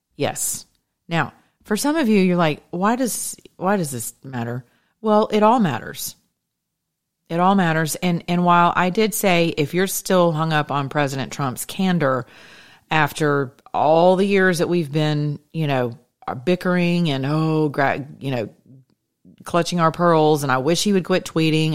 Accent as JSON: {"language": "English", "region": "the South", "country": "United States", "said": "I am from the South"}